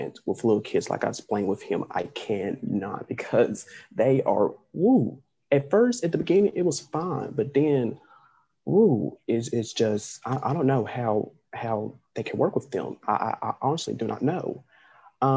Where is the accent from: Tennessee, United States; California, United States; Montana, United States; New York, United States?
Tennessee, United States; I am from Tennessee. I've been here my whole entire life